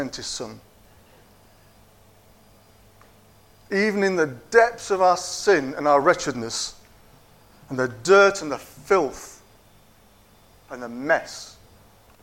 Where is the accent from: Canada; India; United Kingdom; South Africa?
United Kingdom; Yorkshire and the Humber; now in Cockermouth, United Kingdom; I was born in Yorkshire, and I'm a proud Yorkshireman